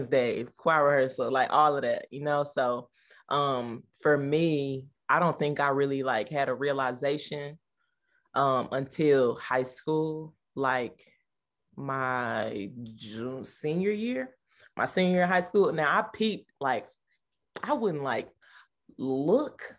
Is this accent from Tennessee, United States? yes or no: yes; Nashville, Tennessee, United States; I'm from Tennessee, Nashville